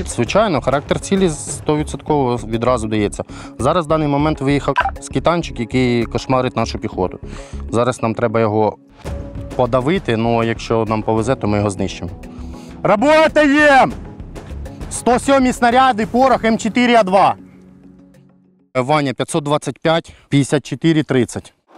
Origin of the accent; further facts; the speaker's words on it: Kherson Oblast, Ukraine; Я сам з Херсонщини